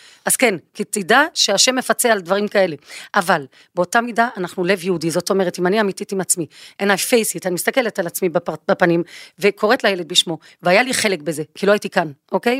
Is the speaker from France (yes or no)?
no; Belgium; moved away; אני באה מבלגיה